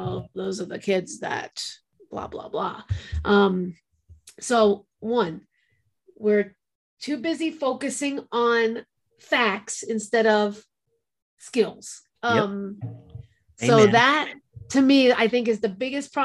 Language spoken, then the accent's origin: English; New York, United States; now in New Mexico, United States; As a New Yorker